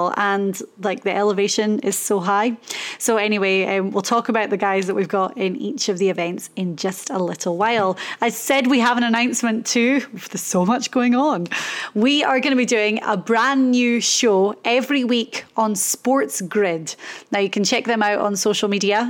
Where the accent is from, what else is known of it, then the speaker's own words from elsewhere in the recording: Inverness, Scotland, United Kingdom; I was born in Inverness in the Highlands of Scotland.